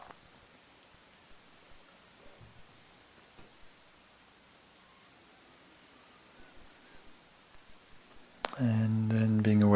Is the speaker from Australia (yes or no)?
no; England, United Kingdom; I'm English